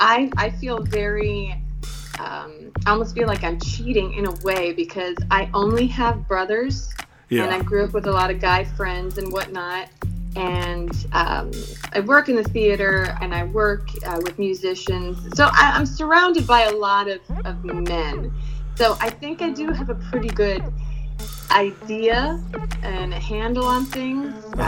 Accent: Philippines; Then you talk to me, you're like, all right, you're confused. Or you grew up overseas. And it's a little bit of both.

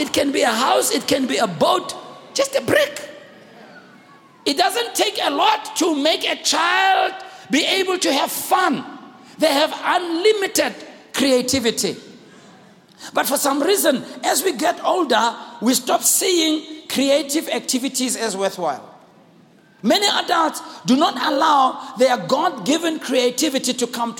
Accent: Soweto, Gauteng, South Africa; we grew up in Soweto here in small yards

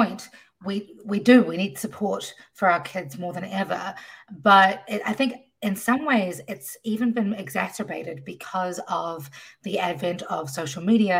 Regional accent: New Zealand; now in Washington, D.C., United States; I am originally from New Zealand, now living in Washington, D.C.

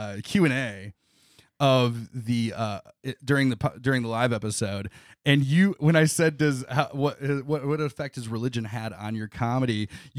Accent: Elmore, Ohio, United States; I grew up about 45 minutes east of Toledo in a small town called Elmore, Ohio.

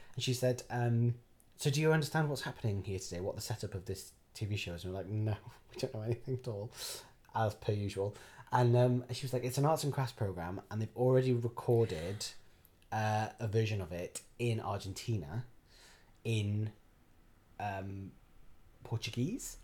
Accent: Barry, Wales, United Kingdom; I was born in Barry. Um, My mum is from Penarth. My dad is from Barry Island

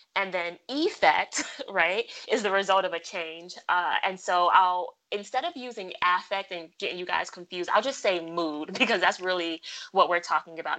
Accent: New York City, New York, United States; I'm from Brooklyn. Brooklyn, we go hard. Best city on the earth. Shout out to my borough.

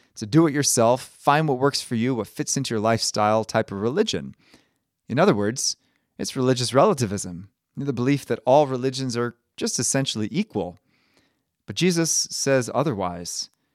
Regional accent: Maryland, United States; I'm from Maryland

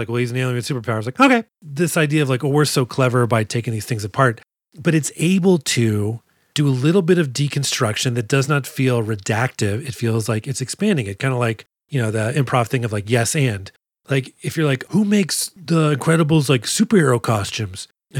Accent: Texas, United States; I'm from Texas

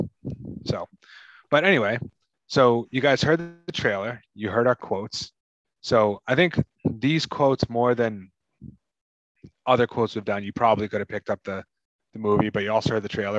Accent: Massachusetts, United States; I'm from Massachusetts.

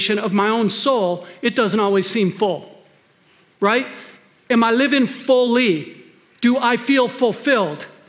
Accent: Wisconsin, United States; now in Minnesota, United States; I grew up in Wisconsin

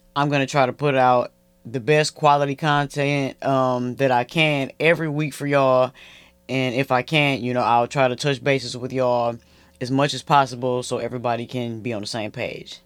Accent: Flint, Michigan, United States; moved away; all my hometown brands, Flint, Michigan

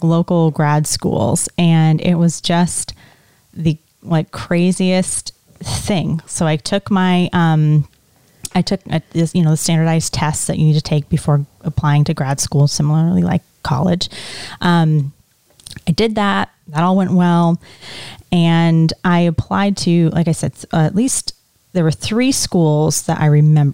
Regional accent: Essex Junction, Vermont, United States; also born or lived in Detroit, Michigan / West Palm Beach, Florida; I grew up in Essex Junction, Vermont

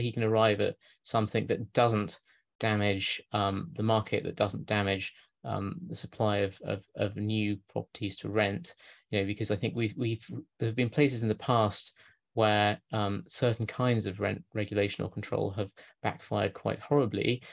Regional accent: Lancashire, North West England, United Kingdom; moved away; near my hometown in Lancashire

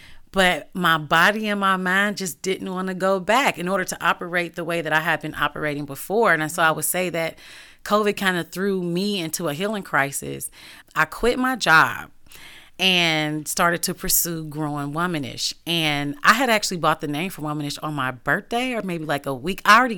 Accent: Cincinnati, Ohio, United States; also born or lived in Dayton; And so I'm not from here. I'm from Cincinnati and I've lived in other places.

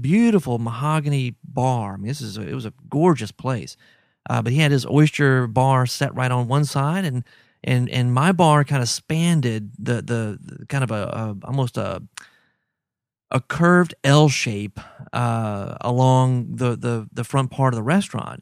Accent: Baton Rouge, Louisiana, United States; I grew up in Baton Rouge, so oysters were always everywhere.

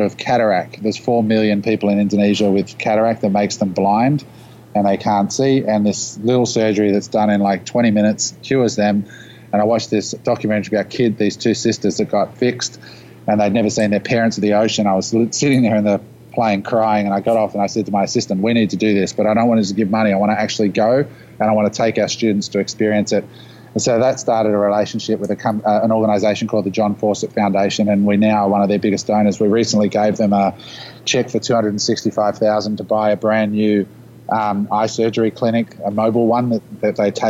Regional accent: Australia; we live in this little country down under of 25 million people

